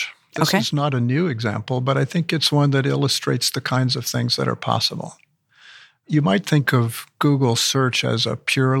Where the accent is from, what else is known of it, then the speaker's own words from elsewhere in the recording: New Mexico, United States; he moved to the farm where I grew up in New Mexico.